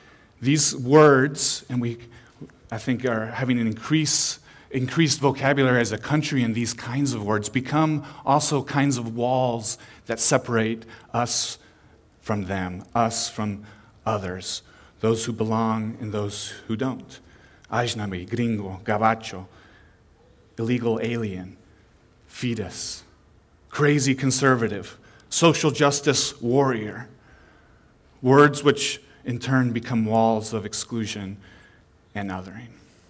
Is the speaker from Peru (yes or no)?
yes; Peru; also born or lived in Chile / Panama; Growing up, I was a missionary kid in Latin America. I was born in Peru, then I lived in Chile and in Panama and Central America.